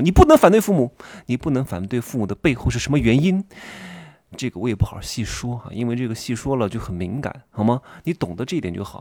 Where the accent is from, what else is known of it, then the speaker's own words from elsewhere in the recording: Wuhu, Anhui, China; moved away; 如果我在南京，我是芜湖人嘛